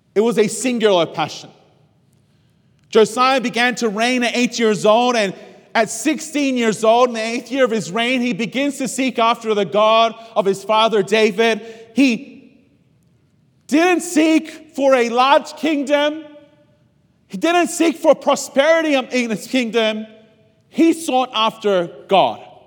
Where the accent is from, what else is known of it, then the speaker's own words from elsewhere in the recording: Australia; moved away as an adult; as an Australian